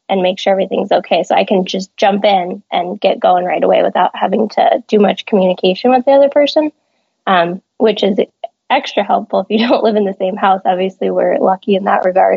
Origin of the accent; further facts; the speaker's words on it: California, United States; moved away; I'm from California